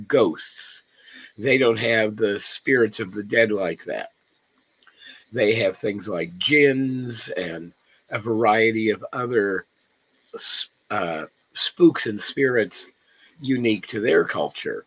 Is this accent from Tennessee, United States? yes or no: no; Los Angeles, California, United States; I grew up here in Los Angeles